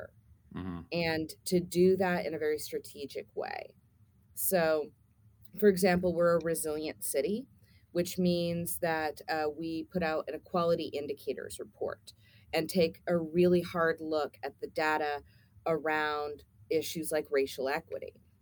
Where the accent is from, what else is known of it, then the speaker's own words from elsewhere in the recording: Tulsa, Oklahoma, United States; moved away as an adult; I grew up in Tulsa, so I am a Tulsa native, but I'm also what we call one of the boomerang kids. We left when we were 18